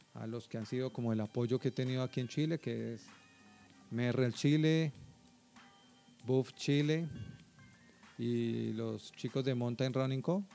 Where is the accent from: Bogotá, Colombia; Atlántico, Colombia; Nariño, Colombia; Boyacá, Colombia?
Bogotá, Colombia; also born or lived in Villavicencio, Colombia; yo soy bogotano, Bogotá está a 2.600 metros de altitud